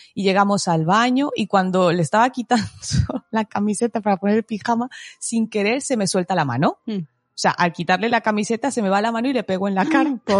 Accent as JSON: {"language": "Spanish", "country": "Mexico", "moved": "yes", "lives_now": "Spain", "said": "Soy mexicana"}